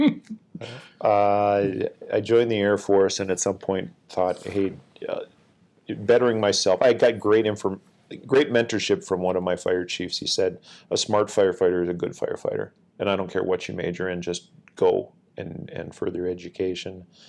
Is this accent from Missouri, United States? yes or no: no; Northfield, Minnesota, United States; I grew up in Northfield, which is about thirty-five minutes south of the, the base here at the Twin Cities Airport in Minnesota